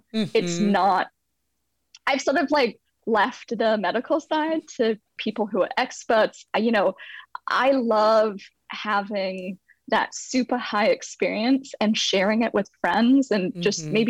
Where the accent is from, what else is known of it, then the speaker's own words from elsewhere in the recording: San Francisco Bay Area, California, United States; also born or lived in London; Ooh, so I'm originally from London, though my parents moved my brother and I over to the San Francisco Bay Area when we were kids.